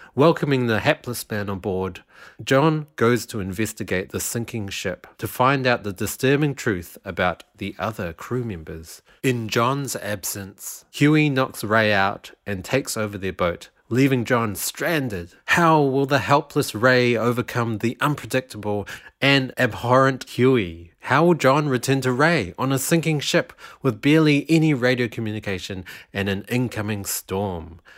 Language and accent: English; Wellington, New Zealand; moved away; also born or lived in South Island, New Zealand; I'm, I'm from Wellington, which is in the North Island, and for a while in my childhood, I lived two years in the South Island.